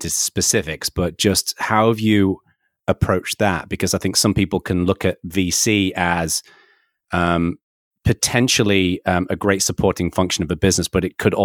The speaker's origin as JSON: {"language": "English", "region": "the north of England", "country": "United Kingdom", "tie": "born or raised there", "said": "I was born and raised in Northern England"}